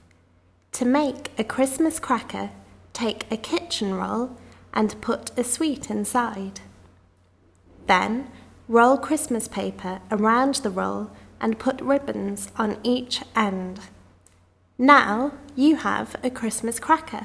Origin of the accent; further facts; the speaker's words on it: Blackpool, North West England, United Kingdom; I'm English and I come from Blackpool in the United Kingdom.